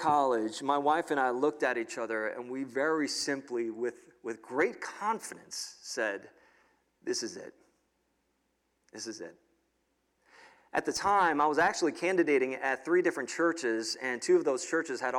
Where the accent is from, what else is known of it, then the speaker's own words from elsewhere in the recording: New York City, New York, United States; moved away as an adult; now in State College, United States; I grew up in New York City